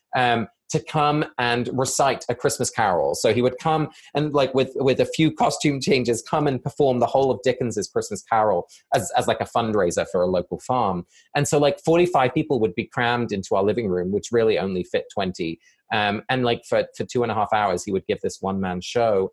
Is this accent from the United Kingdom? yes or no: yes; England, United Kingdom; moved away; both my parents are Dutch and I was born and raised in England